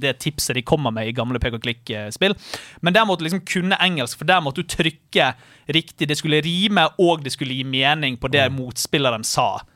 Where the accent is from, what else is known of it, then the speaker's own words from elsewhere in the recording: Bergen, Vestland, Norway; der jeg kommer fra, i Alvøen i Bergen